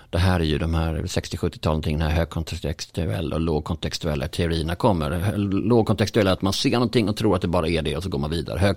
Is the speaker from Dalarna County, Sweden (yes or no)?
no; Skåne, Sweden; det kan man som skåning känna att, så här, att Malmö är mycket trevligare än Stockholm